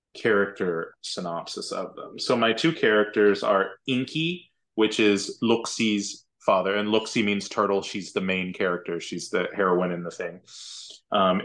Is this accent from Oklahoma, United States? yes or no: yes; Findlay, Oklahoma, United States; also born or lived in Antlers, Oklahoma; So I'm from Antlers, Oklahoma. And I say that I'm from Antlers because that's where I went to high school. But I grew up in Findlay, Oklahoma. It's about 10 miles north of Antlers. And it basically has some churches and a post office.